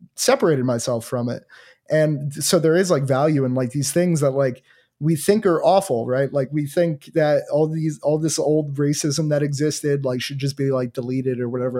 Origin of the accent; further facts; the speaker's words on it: New Jersey, United States; I'm from New Jersey